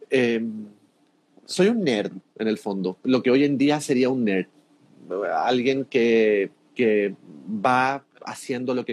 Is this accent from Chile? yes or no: yes; Chile; moved away; also born or lived in Mexico; Yo le digo, soy chileno. Oh, no habla como chileno. Porque claro, me di cuenta en ese momento que tenía como un tonito mexicano de tantos años de vivir en México.